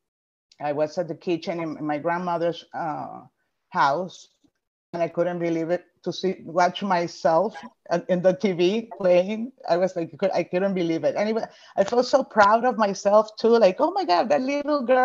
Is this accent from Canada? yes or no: no; Venezuela; first language Spanish; English is a second language; moved away as an adult; now in United States